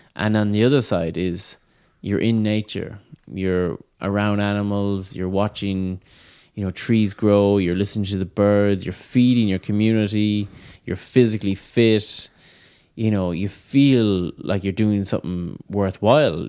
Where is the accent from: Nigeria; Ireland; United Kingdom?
Ireland